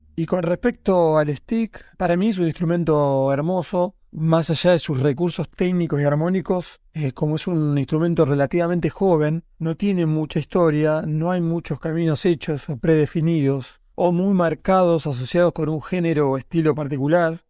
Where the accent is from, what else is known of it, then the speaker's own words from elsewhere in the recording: Rauch, Buenos Aires Province, Argentina; moved away as an adult; also born or lived in Tandil; nací en 1972 en la ciudad de Tandil, provincia de Buenos Aires, pero me crié en Rauch, una localidad vecina en donde viví hasta los 18 años, y luego me mudé a Buenos Aires.